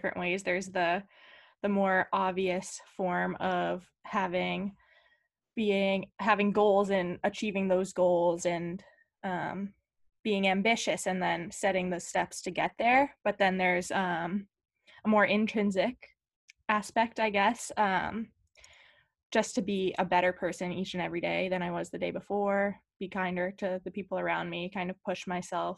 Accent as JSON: {"language": "English", "town": "Scituate", "region": "Massachusetts", "country": "United States", "said": "I am from Scituate, Massachusetts"}